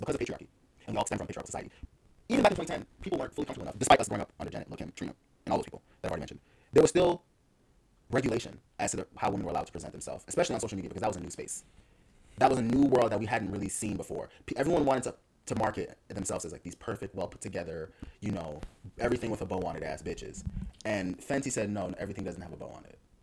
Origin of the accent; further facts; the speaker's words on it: Miami, Florida, United States; I grew up in Miami